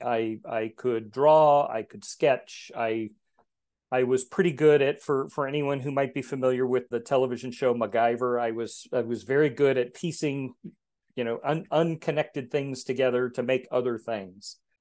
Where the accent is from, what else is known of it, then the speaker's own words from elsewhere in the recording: Texas, United States; moved away; also born or lived in Geneva, Switzerland; I grew up in Texas, which is known for its heat and humidity